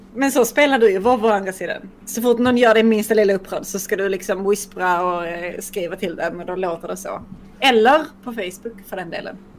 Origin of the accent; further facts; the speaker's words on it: Skåne, Sweden; jag är ändå resident skåning.